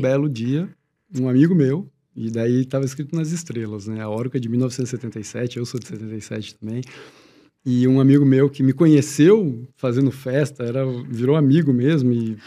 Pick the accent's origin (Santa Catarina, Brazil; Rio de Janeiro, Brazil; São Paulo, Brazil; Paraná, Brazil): Paraná, Brazil; Curitiba; eu nasci em Curitiba, então Curitiba tinha uma escola pública legal, tudo, eu sempre fiz escola pública